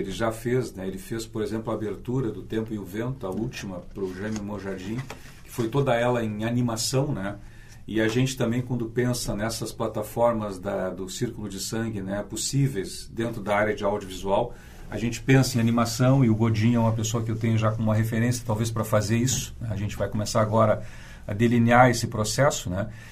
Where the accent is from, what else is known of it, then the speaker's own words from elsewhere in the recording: São Borja, Rio Grande do Sul, Brazil; now in Porto Alegre, Brazil; São Borja, que é minha cidade natal na fronteira oeste